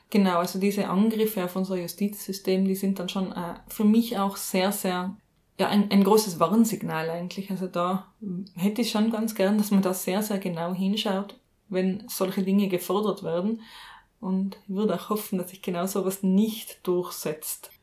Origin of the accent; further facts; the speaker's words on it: Austria; was ich jetzt einmal als Österreicherin sagen darf